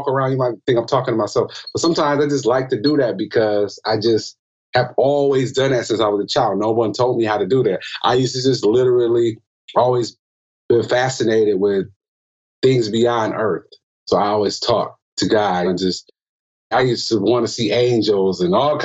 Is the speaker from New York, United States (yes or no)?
no; Milwaukee, Wisconsin, United States; I'm from Milwaukee, Wisconsin